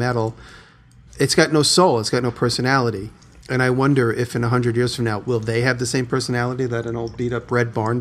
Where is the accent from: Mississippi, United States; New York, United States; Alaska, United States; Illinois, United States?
New York, United States; moved away; I'm a New Yorker